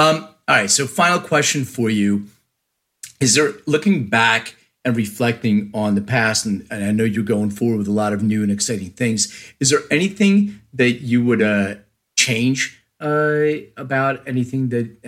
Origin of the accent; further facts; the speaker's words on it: Philadelphia, Pennsylvania, United States; I'm from Philly